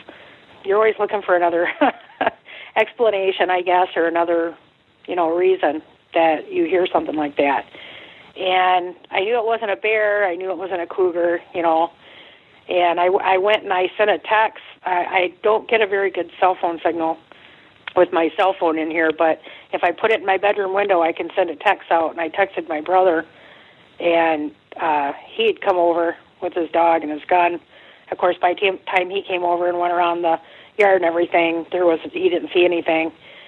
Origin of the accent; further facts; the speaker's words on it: Oklahoma, United States; It was like the tornado siren. I'm from Oklahoma, and it starts out real slow, and then it builds up